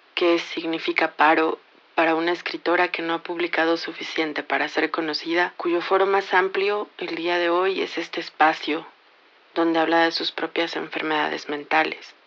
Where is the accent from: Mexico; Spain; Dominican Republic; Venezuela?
Mexico; Soy mexicana